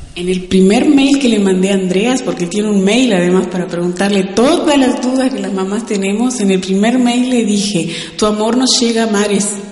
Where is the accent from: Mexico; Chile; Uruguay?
Uruguay; soy uruguaya